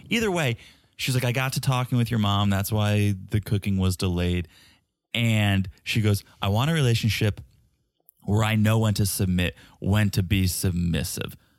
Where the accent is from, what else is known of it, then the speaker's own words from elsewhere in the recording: New England, United States; I grew up in New England.